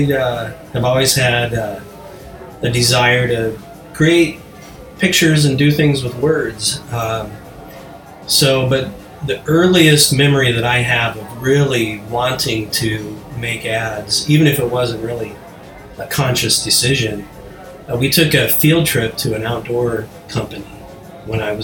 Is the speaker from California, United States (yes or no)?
no; Nebraska, United States; growing up in Nebraska, there's no film industry